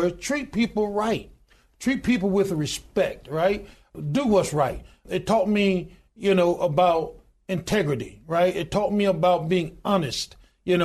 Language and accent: English; Goodwater, Alabama, United States; I was born in a little small town in Goodwater, Alabama, population 1,292 today.